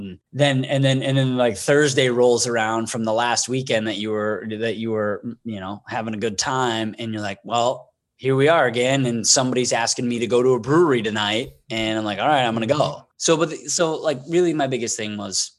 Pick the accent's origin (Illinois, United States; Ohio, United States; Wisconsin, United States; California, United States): Wisconsin, United States; I'm from the state of Wisconsin